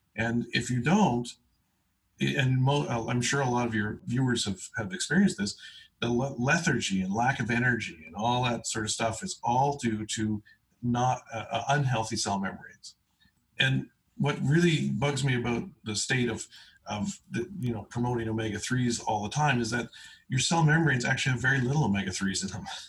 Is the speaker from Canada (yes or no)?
yes; East Coast, Canada; I was born on the East Coast